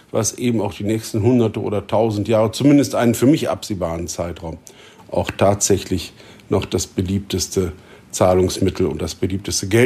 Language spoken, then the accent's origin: German; Germany; Wir als Deutsche liegen mit der Schweiz, mit den Österreichern in der Mitte